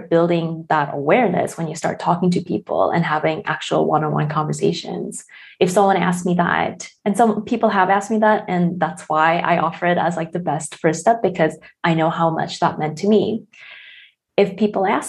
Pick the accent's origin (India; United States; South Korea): South Korea; I'm from South Korea